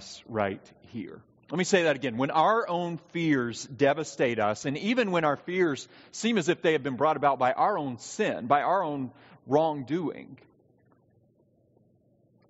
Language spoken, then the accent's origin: English; the South, United States; I was raised in the South.